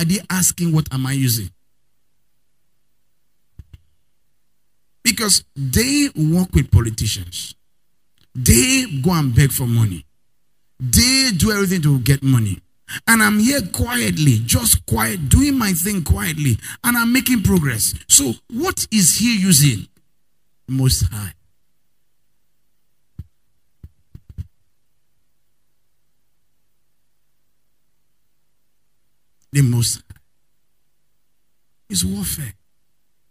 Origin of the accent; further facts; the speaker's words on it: Nigeria; I'm a Nigerian woman.